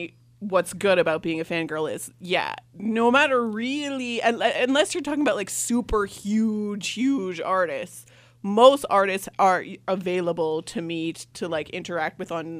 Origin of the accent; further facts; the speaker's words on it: Canada; I came all the way from Canada.